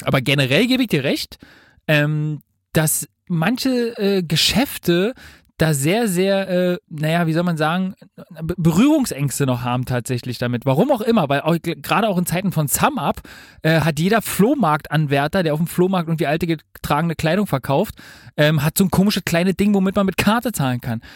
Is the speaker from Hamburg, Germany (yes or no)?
no; Berlin, Germany; ich als Urberliner